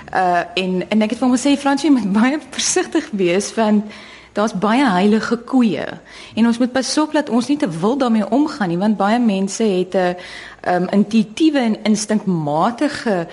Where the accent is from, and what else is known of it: South Africa